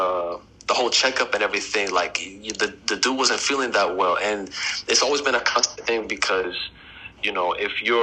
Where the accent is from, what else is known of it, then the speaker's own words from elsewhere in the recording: Tampa, Florida, United States; moved away as an adult; also born or lived in Texas; now in Spain; I was born in Texas, then moved to Florida. But in Florida, most people thought I was Puerto Rican.